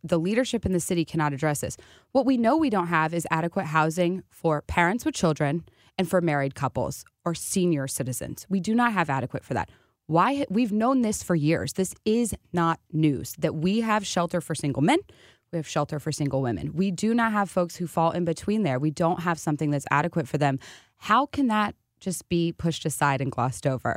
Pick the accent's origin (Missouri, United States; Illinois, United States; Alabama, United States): Missouri, United States; Jefferson City; I'm from Jefferson City